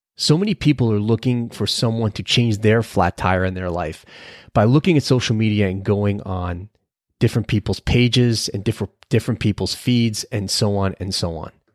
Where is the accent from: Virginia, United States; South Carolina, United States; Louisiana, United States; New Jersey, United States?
New Jersey, United States; we're both from New Jersey